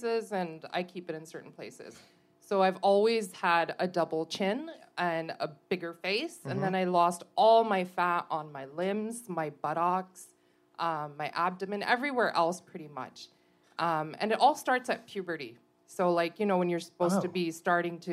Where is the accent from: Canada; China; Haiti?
Canada; Montreal, Quebec; So I was born in Montreal